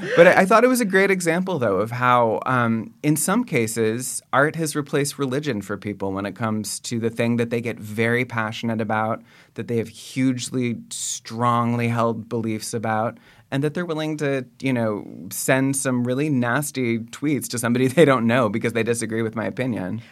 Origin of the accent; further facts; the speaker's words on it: Bay Area, California, United States; I grew up in the Bay Area